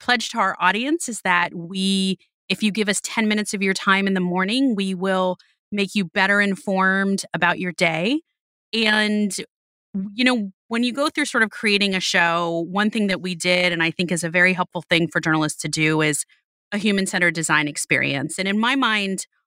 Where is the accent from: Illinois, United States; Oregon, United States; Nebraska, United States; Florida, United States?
Florida, United States; Miami; moved away; I was born and raised in Miami